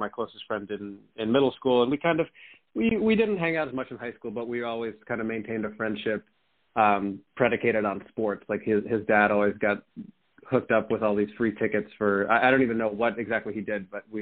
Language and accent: English; Hillsborough, New Jersey, United States; also born or lived in Aurora, Illinois; now in New York City, United States; where we grew up in Hillsborough, it's a reasonably wealthy area